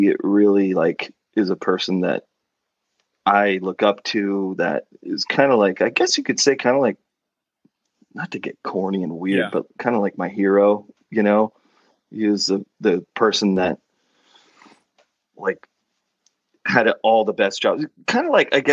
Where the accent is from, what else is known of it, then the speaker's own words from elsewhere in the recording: Oregon, United States; moved away as an adult; also born or lived in Rhode Island; Oregon, lived in Oregon, lived there until I graduated high school